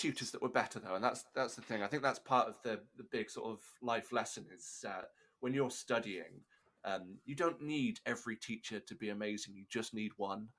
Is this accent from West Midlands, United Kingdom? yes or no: no; Chepstow, Wales, United Kingdom; I was in a town called Chepstow. That was my my hometown